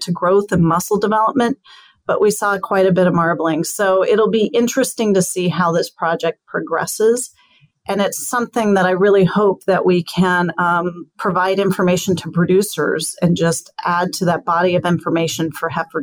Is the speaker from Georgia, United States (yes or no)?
no; New Mexico, United States; I grew up in the West, especially in New Mexico